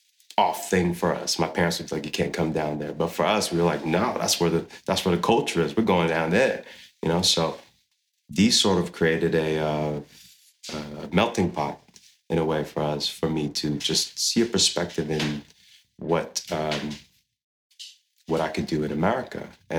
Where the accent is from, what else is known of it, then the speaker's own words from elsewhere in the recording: Saudi Arabia; And growing up in Saudi, seeing, you know, all the cultural things of community-based eating, going to the mosques to pray with my family.